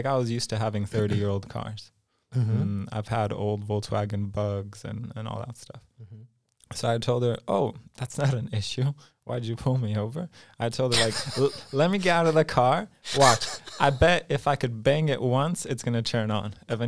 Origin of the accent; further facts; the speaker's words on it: Los Angeles, California, United States; also born or lived in Poland; Oh, so in a nutshell, I was born in Poland. {S0} Yeah. {S1} But when I was five-ish, my family moved to Los Angeles. Mm-hmm. So I lived about 20 years in California. Also lived a little in Mexico and Vancouver, Canada.